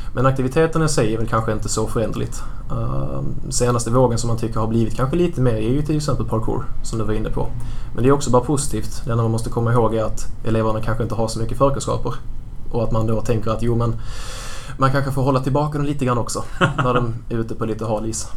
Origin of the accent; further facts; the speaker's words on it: Stehag, Skåne, Sweden; Jag är uppvuxen i Mellanskåne i en liten, eh, liten ort som heter Stehag